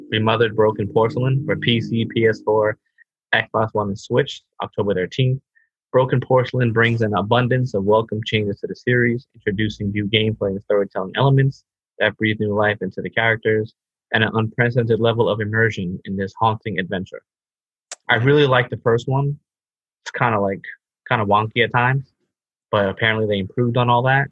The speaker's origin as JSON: {"language": "English", "country": "United States", "said": "I'm so American"}